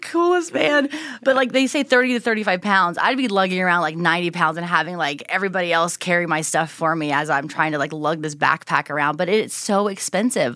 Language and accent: English; Southern Ohio, United States; moved away as an adult; also born or lived in Minneapolis / Dallas / Houston; now in Hidden Springs, Idaho, United States; growing up in Southern Ohio, right on the border of Kentucky